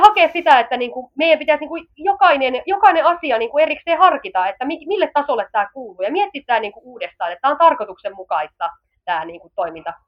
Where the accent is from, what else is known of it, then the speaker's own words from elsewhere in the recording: Finland; also born or lived in Southern Finland; meillä jo Suomessa